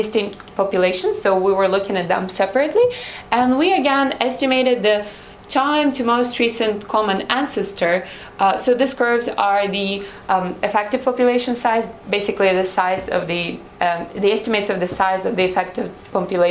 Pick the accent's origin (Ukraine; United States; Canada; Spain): Ukraine; Odesa, Odesa Oblast; I'm from Odessa